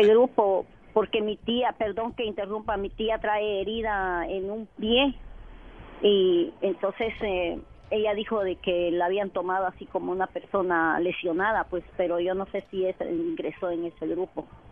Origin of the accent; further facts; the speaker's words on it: Santa Rosa de Copán, Copán, Honduras; now in Tulsa, United States; De, Copán, de Santa Rosa de Copán